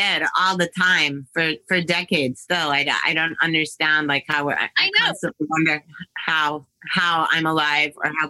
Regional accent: Middletown, Connecticut, United States; also born or lived in Northfield, Massachusetts; now in Hollywood, United States; I grew up there in Middletown, Connecticut, and then in Northfield, Massachusetts.

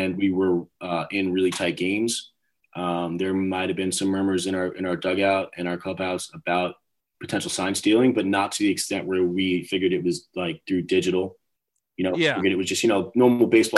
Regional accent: New York, United States; also born or lived in Brooklyn; I'm from New York

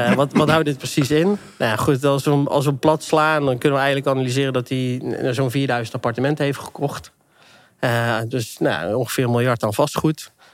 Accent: Netherlands; we inderdaad als Nederlander

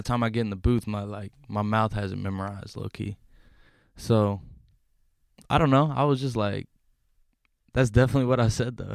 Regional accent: Louisville, Kentucky, United States; I'm from Louisville, Kentucky, and I'm in the Bay.

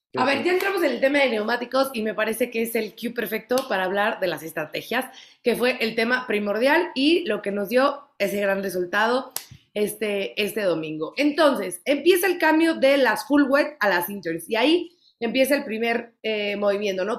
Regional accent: Mexico; como mexicana me llena de orgullo

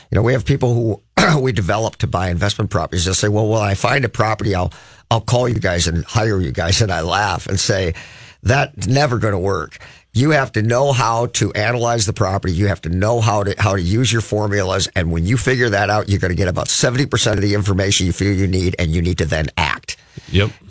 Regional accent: Crookston, Minnesota, United States; so you know, I grew up in Crookston, so North Dakota's like 20 miles away.

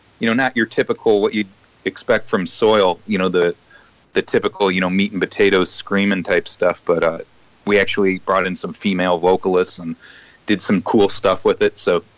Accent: Chicago, Illinois, United States; Well, oddly enough, we're all from Chicago.

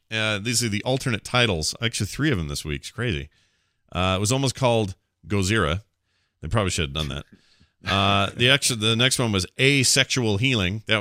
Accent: the Maritimes, Canada; As a Canadian uh, maritimer myself, I think you might be onto something.

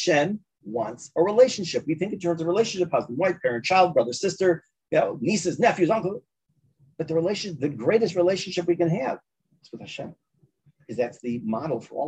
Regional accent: Chicago, Illinois, United States; moved away as an adult; now in Ma'ale Adumim, Israel; Born and bred in Chicago.

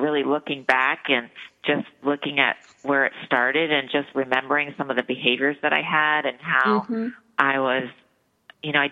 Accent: Dayton, Ohio, United States; I grew up in Dayton, Ohio

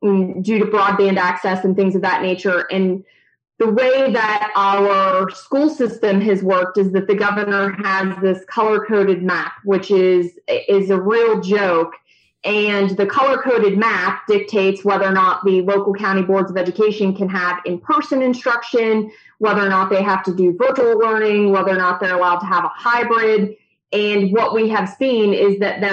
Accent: Buckhannon, West Virginia, United States; I'm from Buchanan, West Virginia

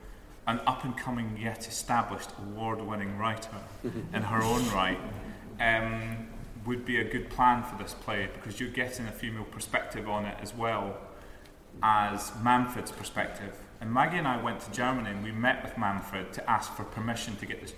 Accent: Scotland, United Kingdom; accent: Scottish

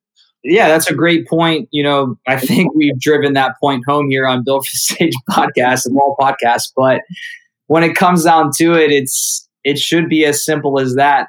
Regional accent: Youngstown, Ohio, United States; my hometown of Youngstown, Ohio.

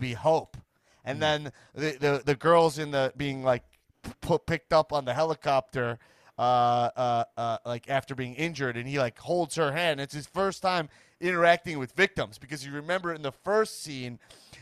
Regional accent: New York, United States; As like a New Yorker

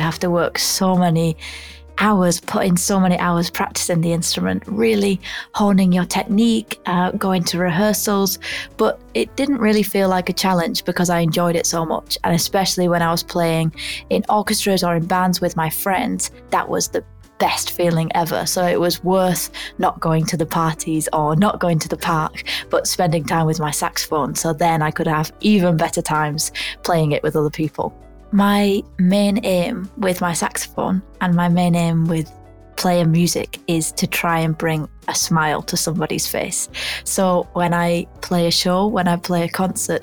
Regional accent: Ulverston, North West England, United Kingdom; now in London, United Kingdom; I'm originally from Ulverston, which is a really small town in the north of England, and I now live in London

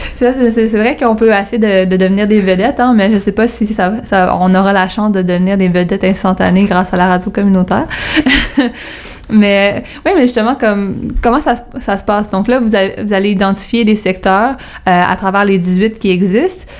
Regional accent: Montreal, Quebec, Canada; je viens de Verdun

